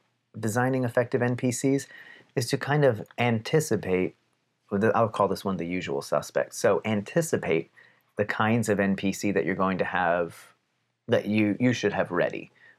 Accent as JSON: {"language": "English", "town": "Palmerton", "region": "Pennsylvania", "country": "United States", "also_born_or_lived": "Texas", "said": "But Pennsylvanians, especially where I'm from, have a certain way of speaking. And shout out to the Palmerton area in particular for the Pennsylvania Dutch"}